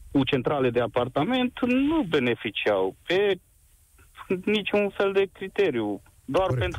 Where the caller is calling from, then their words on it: Târgu Mureș, Mureș County, Romania; Vă sunt din Târgu Mureș și vreau să vă spun că în 2012 aici s-a oprit ultima centrală de cartier